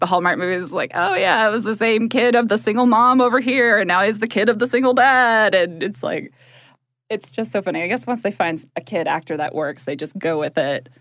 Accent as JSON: {"language": "English", "region": "Georgia", "country": "United States", "also_born_or_lived": "Chicago", "said": "we're both from, like, small towns in Georgia"}